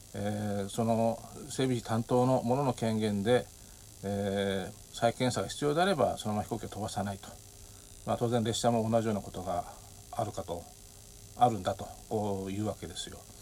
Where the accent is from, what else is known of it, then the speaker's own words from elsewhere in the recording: Japan; moved away as an adult; 日本に帰ってきて